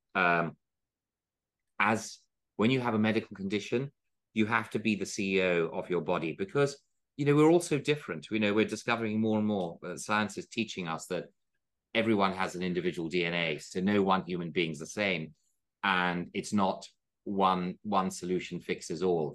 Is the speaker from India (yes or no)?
yes; India; moved away; also born or lived in Oxford; I was from India